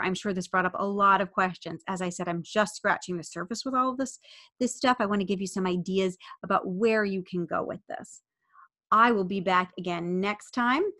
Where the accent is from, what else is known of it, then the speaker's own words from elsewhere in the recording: United States; I'm an American